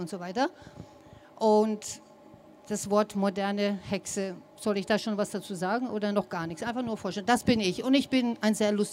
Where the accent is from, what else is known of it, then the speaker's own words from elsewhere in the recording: United States; sonst werde ich angegriffen, weil ich komme aus den Staaten.